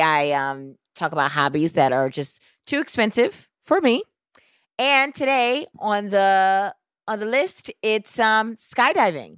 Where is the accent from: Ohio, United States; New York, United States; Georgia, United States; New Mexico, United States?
New York, United States; New York City; I am a New Yorker